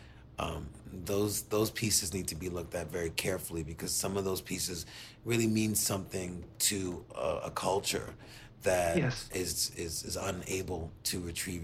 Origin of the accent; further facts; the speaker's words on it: United States; as an American